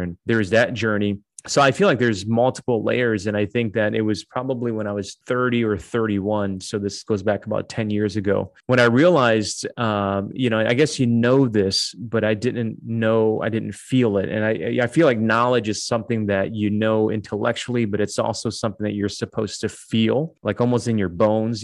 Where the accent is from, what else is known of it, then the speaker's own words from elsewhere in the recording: Detroit, Michigan, United States; moved away as an adult; also born or lived in Dallas / Toronto, Canada; now in Chicago, United States; I grew up in Detroit, so that's kind of like home for me.